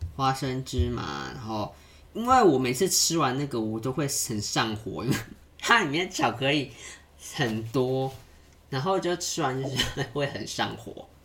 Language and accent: Chinese; Yilan County, Taiwan; 但是我在宜兰吃到的是都是会加沙茶的